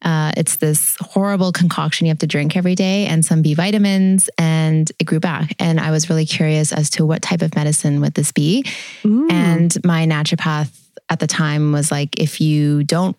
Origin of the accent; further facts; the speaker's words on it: Grande Prairie, Alberta, Canada; also born or lived in Tumbler Ridge, British Columbia / Toronto / Fort McMurray; I moved at age 10 from Tumbler Ridge, BC, which is a really small town, to Grand Prairie, Alberta